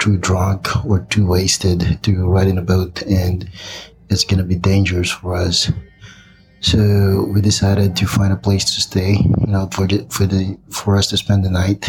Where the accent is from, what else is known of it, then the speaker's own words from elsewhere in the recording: Philippines; moved away as an adult; now in Big Bear, United States; I'm originally from the Philippines, but now living in Big Bear, California